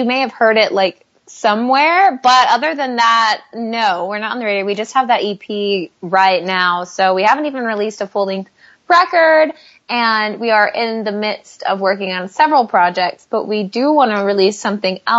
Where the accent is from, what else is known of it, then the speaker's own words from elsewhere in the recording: Tyler, Texas, United States; our hometown of Tyler, Texas